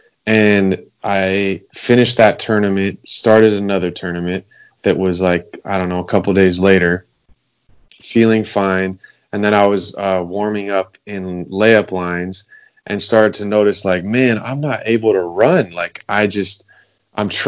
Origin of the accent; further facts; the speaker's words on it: Los Angeles, California, United States; I grew up in Los Angeles, California. Been here my whole life.